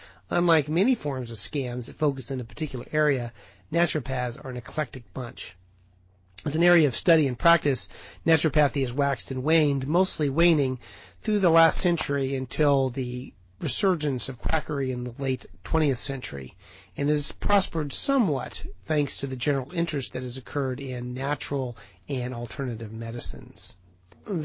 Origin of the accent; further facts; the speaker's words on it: Portland, Oregon, United States; And I am ever so proud that Portland, Oregon, my hometown, is the home of one of these colleges.